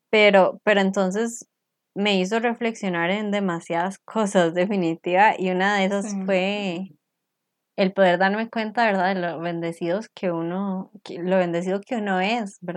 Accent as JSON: {"language": "Spanish", "country": "Costa Rica", "said": "las dos somos de Costa Rica"}